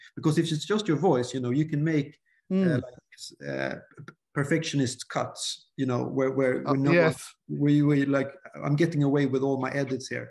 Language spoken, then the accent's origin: English; Sweden; English is a second language; I start second guessing my English, you know, since I'm from Sweden